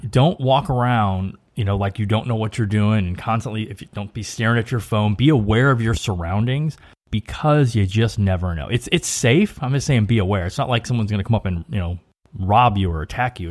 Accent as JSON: {"language": "English", "town": "St. Louis", "region": "Missouri", "country": "United States", "tie": "born or raised there", "said": "a St. Louis Cardinals baseball hat, my hometown baseball team"}